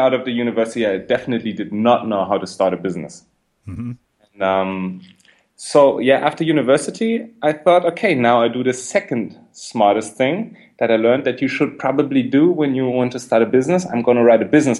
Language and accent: English; Berlin, Germany; I'm from Berlin. I grew up in Berlin